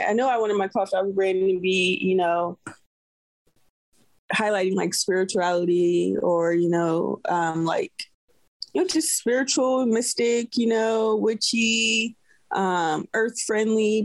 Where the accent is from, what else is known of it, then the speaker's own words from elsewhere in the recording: Oakland, California, United States; moved away as an adult; now in Tennessee, United States; I grew up in Oakland, California. I live in Tennessee now